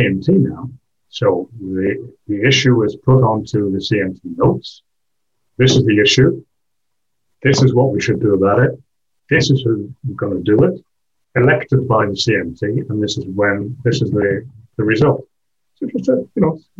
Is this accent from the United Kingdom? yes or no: yes; England, United Kingdom; also born or lived in Wales / Switzerland / Belgium; now in France; I'm English